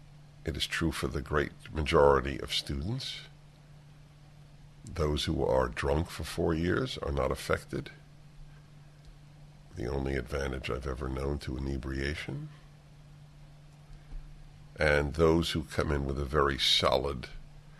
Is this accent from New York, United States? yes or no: yes; New York City, New York, United States; And I grew up in New York